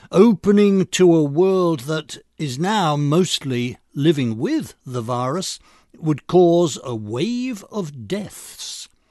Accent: United Kingdom; now in Long Island, United States; I'm an American citizen of British nativity

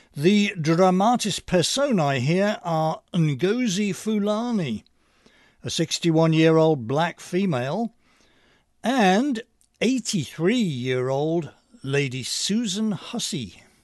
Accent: England, United Kingdom; now in Long Island, United States; I'm originally from England

